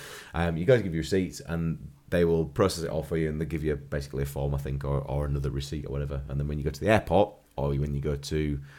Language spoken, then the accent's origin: English; United Kingdom; We didn't do that with any of our stuff when we came back because we couldn't be bothered because we're lazy British.